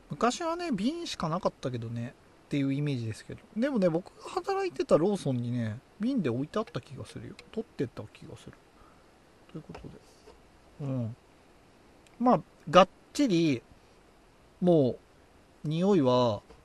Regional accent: Tochigi, Japan; accent: Tochigi dialect; 若干若干の栃木弁が出た

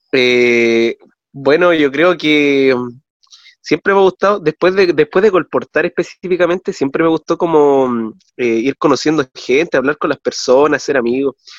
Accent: Calama, Antofagasta, Chile; now in Coquimbo, Chile; nací acá en esta ciudad, pero me crié toda mi vida en Calama

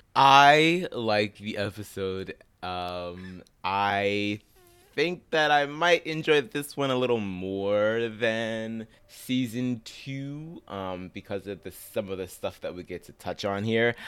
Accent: Pittsburgh, Pennsylvania, United States; I'm from Pittsburgh

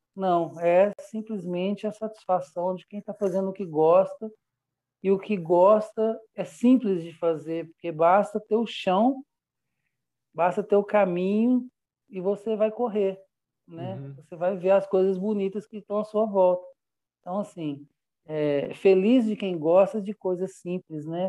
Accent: Belo Horizonte, Minas Gerais, Brazil; also born or lived in Goiás; now in São Bartolomeu, Brazil; eu sou mineiro, e fiz uma pesquisa entre os lugares mais próximos a Belo Horizonte, que é a minha cidade natal

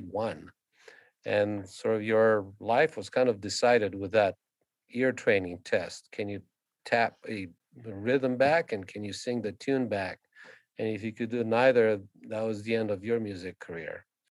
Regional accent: Constanța, Constanța County, Romania; now in Calgary, Canada; So I was born in Constanța, Romania, and that's where I started my violin training. It was at the age of six

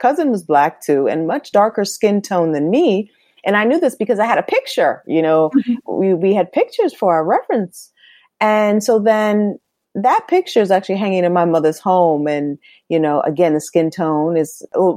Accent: Norwalk, Connecticut, United States; also born or lived in Bronx, New York; I was born in the Bronx, but I grew up in Norwalk, Connecticut

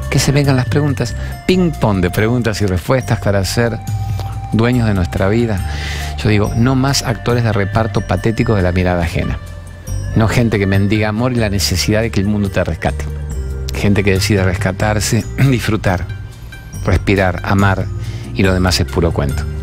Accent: Argentina; ¿Y de qué país sos? Argentina, somos argentinos, somos el granero del mundo.

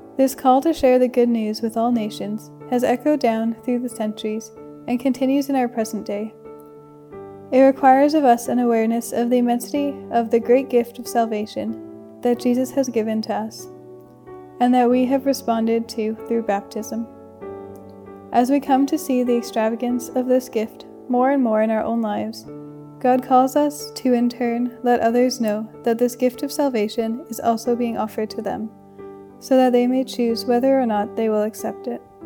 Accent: Calgary, Alberta, Canada; moved away; from Calgary, Alberta, and I'm a second year student at St. Therese.

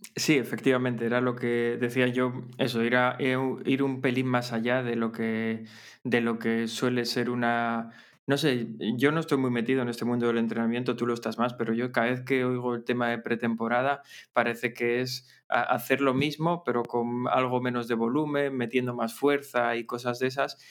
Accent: Gijón, Asturias, Spain; soy de Gijón

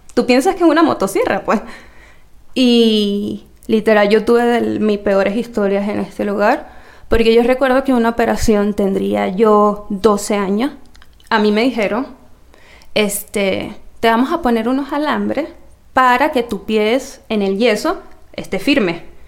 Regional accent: Venezuela; moved away; hasta que yo me fui de Venezuela

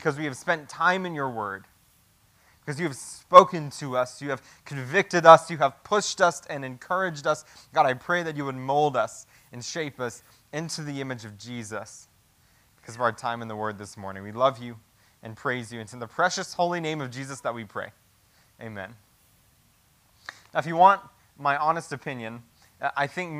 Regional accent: United States; As American Christians

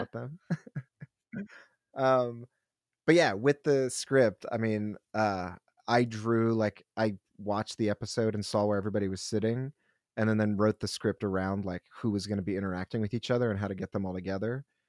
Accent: Philadelphia, Pennsylvania, United States; now in New York, United States; I'm from Philly

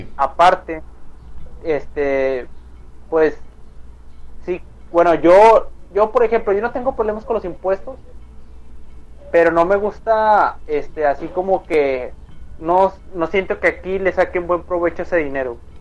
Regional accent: Mexico

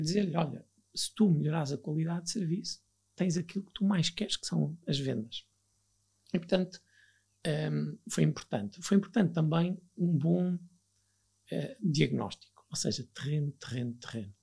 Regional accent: Viana do Castelo, Portugal; moved away as an adult; also born or lived in Lisbon; eu sou natural de Viana de Castelo, no, estava no 12 ano, sempre vivi com os meus pais, estava em Viana de Castelo

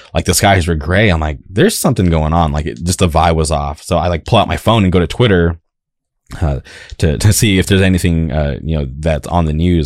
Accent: Palm Springs, California, United States; also born or lived in Orange County, California; I grew up in the Palm Springs area, and then I moved to Orange County.

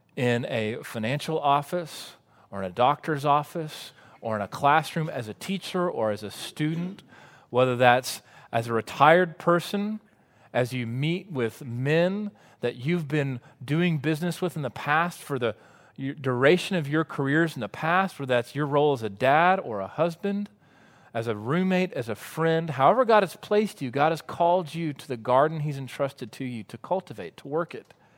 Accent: Waco, Texas, United States; also born or lived in College Station, Texas; I grew up in Waco and then went to A and M

